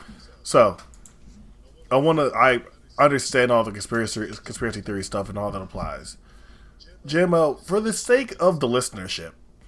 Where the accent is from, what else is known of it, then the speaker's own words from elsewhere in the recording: New York City, New York, United States; as a born New Yorker, I was born in East Flatbush, my mom is from Sheepshead Bay, all that kind of stuff. I'm a Brooklyn, New Yorker, like, at my core.